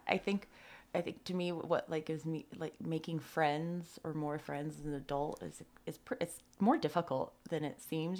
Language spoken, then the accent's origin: English; Tahoe City, California, United States; I grew up like right in Tahoe City behind the golf course